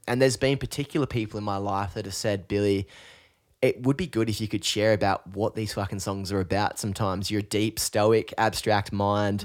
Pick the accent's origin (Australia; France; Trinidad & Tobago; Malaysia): Australia; Newcastle, New South Wales; growing up in Newcastle, we grew up in pretty similar kind of social surroundings